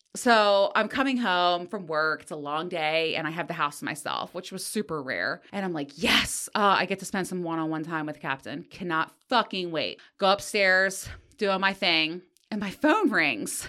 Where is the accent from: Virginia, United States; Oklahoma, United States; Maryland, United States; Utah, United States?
Maryland, United States; Greenbelt; I grew up in Greenbelt, Maryland, on the outskirts of D C, in a teeny tiny little apartment